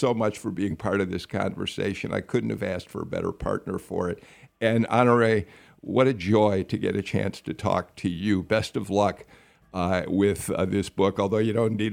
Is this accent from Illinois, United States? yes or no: yes; Chicago, Illinois, United States; moved away as an adult; I grew up in Chicago. I worked in Chicago